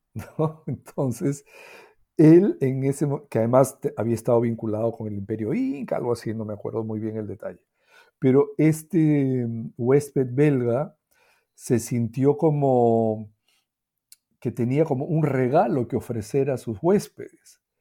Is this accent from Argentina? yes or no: no; Peru; en el Perú no hablamos de eso